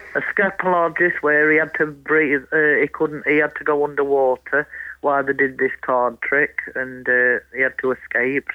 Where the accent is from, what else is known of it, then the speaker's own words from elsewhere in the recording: Mansfield, East Midlands, United Kingdom; I come from Mansfield